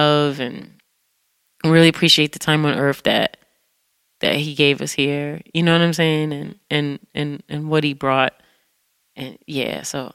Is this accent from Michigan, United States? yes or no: yes; Detroit, Michigan, United States; now in New York City, United States; growing up in Detroit